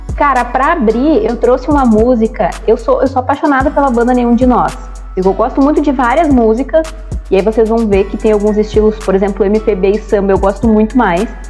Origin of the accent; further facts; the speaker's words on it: Bagé, Rio Grande do Sul, Brazil; do Sul, sou da cidade de Bagé, a gente costuma dizer que é o garrão do Rio Grande do Sul, porque é lá na fronteira com o Uruguai